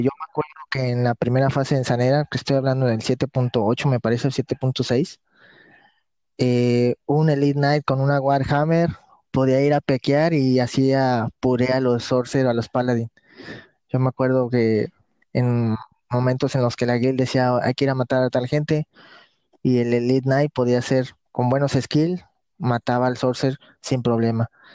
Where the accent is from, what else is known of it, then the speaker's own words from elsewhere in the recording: Tampico, Tamaulipas, Mexico; Sí, soy del estado de Tamaulipas, eh, de la ciudad llamada Tampico.